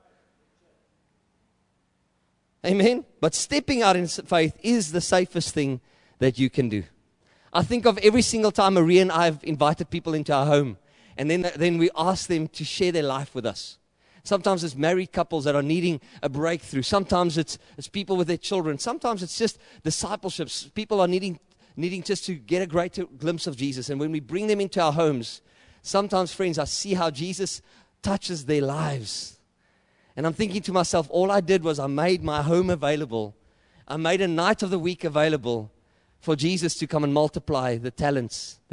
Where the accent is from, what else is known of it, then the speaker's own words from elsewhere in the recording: South Africa; accent: boer; also born or lived in Johannesburg / Klerksdorp; I know I speak like a boer. If I speak English, I sound like a Dutchman. And if I speak Afrikaans, I sound like a Roynak.